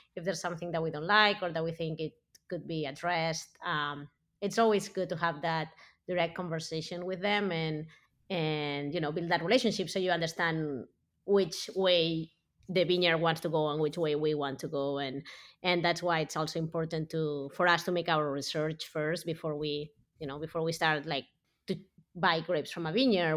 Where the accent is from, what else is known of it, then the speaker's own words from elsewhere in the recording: Barcelona, Catalonia, Spain; moved away as an adult; also born or lived in California, United States; now in United States; I grew up in Barcelona as big city